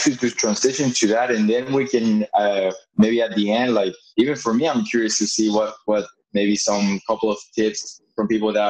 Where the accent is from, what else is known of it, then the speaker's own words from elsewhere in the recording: Venezuela; first language English; now in Florida, United States; born here in Florida, so I knew English before. First language was English, and then Spanish. And then forgetting a bit of English because I grew up in Venezuela, and then going back here, coming back.